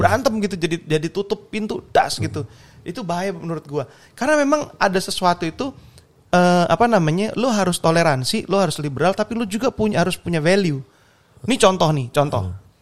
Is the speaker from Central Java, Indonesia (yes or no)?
no; Surabaya, East Java, Indonesia; gue orang Surabaya